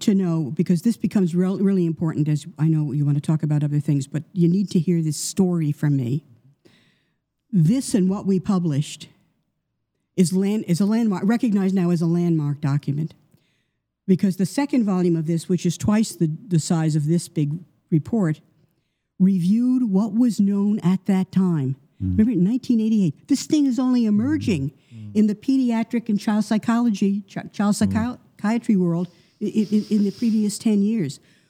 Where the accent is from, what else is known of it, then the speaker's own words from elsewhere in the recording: United States; now in Canada; I'm an American by birth, Canadian by adoption